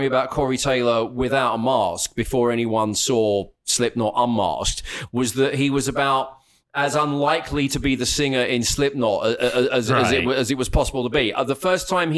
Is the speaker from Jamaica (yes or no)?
no; United Kingdom; moved away as an adult; now in Dallas, United States; I'm British